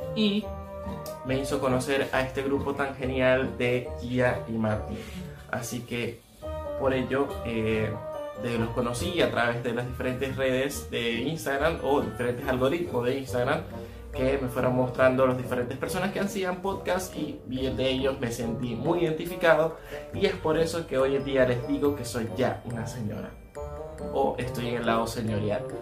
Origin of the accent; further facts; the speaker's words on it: Venezuela; moved away as an adult; now in Argentina; estoy en Argentina, soy de Venezuela, tengo más de unos 6 años más o menos en Argentina